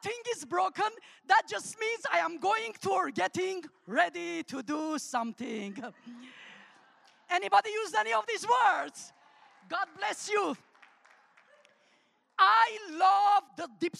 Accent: Armenia; first language Armenian; English is a second language; also born or lived in Alabama, United States; now in United States; English is my third language. So I'm going to teach you three words in my first language, Armenian, that is spoken in the former Soviet Republic of Armenia.

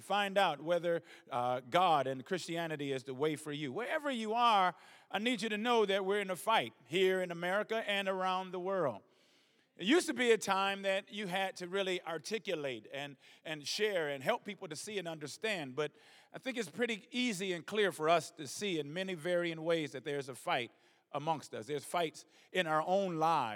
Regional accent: Detroit, Michigan, United States; moved away as an adult; also born or lived in Atlanta, Texas; now in South Africa; I'm from Detroit, I'm born and raised in Detroit

